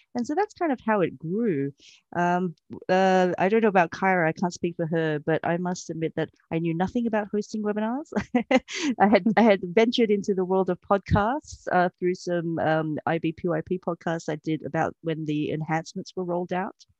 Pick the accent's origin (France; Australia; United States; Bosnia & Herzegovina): Australia; moved away as an adult; also born or lived in Malaysia; now in Berlin, Germany; I was born in Malaysia, um, and my family migrated to Australia when I was young.